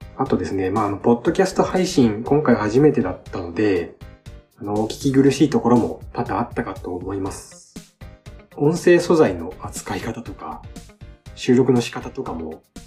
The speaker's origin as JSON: {"language": "Japanese", "region": "Shimane", "country": "Japan", "tie": "born or raised there", "said": "生まれも育ちも島根県です。"}